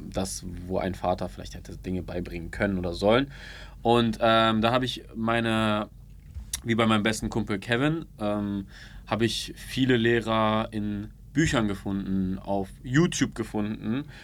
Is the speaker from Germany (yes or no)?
yes; Ulm, Baden-Württemberg, Germany; Nee, ich komme aus Ulm ursprünglich.